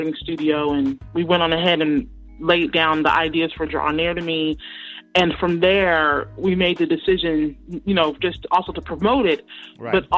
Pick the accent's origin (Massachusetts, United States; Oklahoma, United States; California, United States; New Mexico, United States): California, United States; Oakland; I'm from Northern California, East Oakland. I'm an East Bay girl at heart